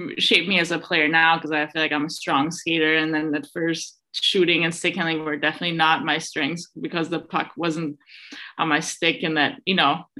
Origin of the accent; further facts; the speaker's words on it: Innsbruck, Tyrol, Austria; moved away; back in Innsbruck, my hometown in Austria